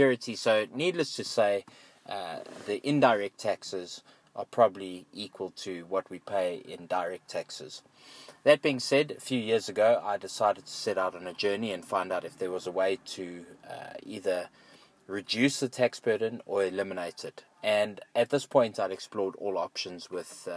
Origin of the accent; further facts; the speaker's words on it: South Africa; I am a South African. I have a South African passport. This makes me a South African citizen.